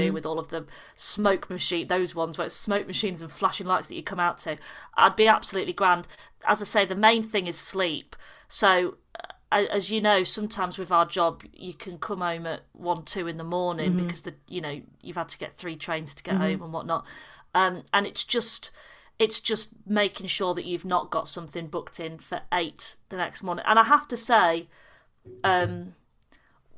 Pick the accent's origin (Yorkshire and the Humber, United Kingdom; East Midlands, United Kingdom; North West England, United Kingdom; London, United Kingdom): Yorkshire and the Humber, United Kingdom; got all the way home back in Yorkshire